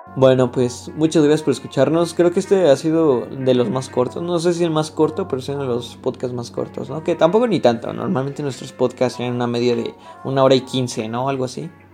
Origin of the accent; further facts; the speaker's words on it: Mexico; somos mexicanos nosotros